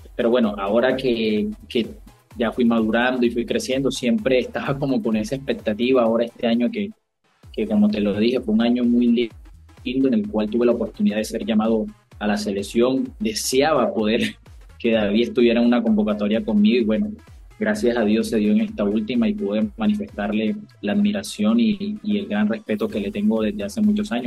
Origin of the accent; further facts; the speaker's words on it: Barranquilla, Atlántico, Colombia; del equipo de mi tierra